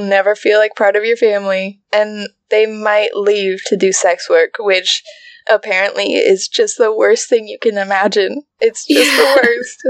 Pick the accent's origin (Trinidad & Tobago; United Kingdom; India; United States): United States; as an American